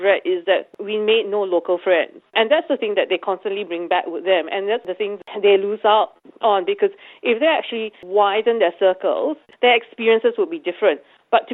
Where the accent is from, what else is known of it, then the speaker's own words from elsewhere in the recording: Singapore; now in Australia; I come from Singapore